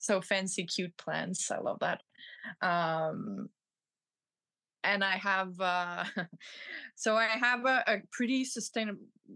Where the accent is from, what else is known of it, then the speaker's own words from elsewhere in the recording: Montreal, Quebec, Canada; I'm from Montreal